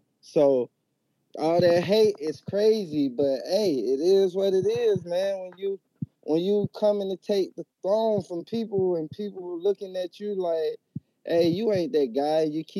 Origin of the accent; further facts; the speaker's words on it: Atlanta, Georgia, United States; I'm from Georgia. I'm from Atlanta, Georgia.